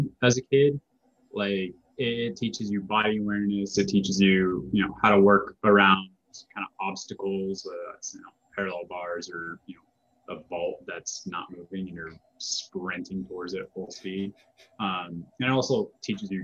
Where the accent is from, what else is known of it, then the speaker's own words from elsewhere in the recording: Colorado, United States; now in Arizona, United States; growing up in Colorado